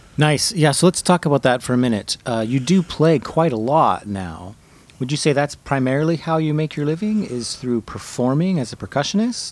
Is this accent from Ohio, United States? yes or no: no; Riverside County, California, United States; now in San Diego, United States; I didn't grow up here in San Diego, although I did grow up in, in Riverside County